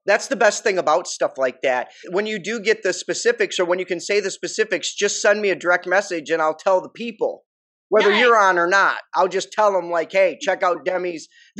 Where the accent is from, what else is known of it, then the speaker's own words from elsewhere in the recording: Detroit, Michigan, United States; I'm from Detroit.